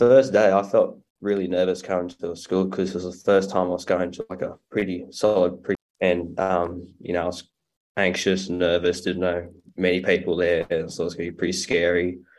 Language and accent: English; Barraba, New South Wales, Australia; I'm from Baraba, country town, New South Wales.